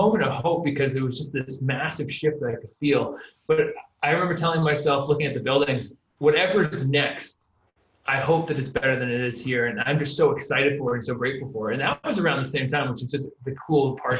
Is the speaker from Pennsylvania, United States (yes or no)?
no; New Hampshire, United States; now in Los Angeles, United States; I grew up in New Hampshire, and now I live in Los Angeles, California